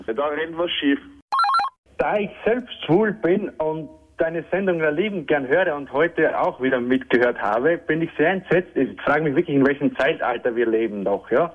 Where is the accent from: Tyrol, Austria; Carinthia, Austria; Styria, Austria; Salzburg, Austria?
Tyrol, Austria; moved away as an adult; now in Vienna, Austria; ich komme ursprünglich von Tirol